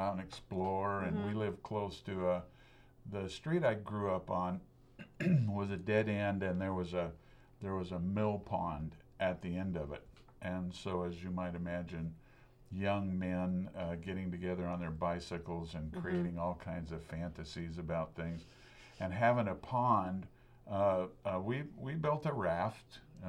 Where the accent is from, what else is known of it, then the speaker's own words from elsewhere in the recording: Lebanon, Oregon, United States; I was born and raised in Lebanon, Oregon.